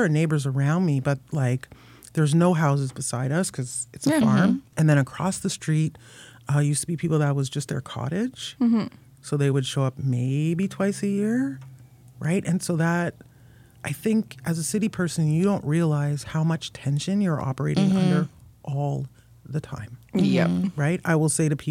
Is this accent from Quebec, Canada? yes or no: no; Toronto, Ontario, Canada; moved away as an adult; now in Prince Edward County, Canada; I grew up in East York